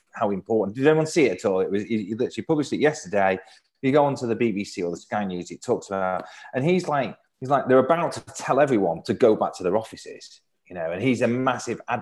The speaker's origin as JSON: {"language": "English", "town": "Manchester", "region": "North West England", "country": "United Kingdom", "tie": "born or raised there", "said": "I'm born and brought up in Manchester"}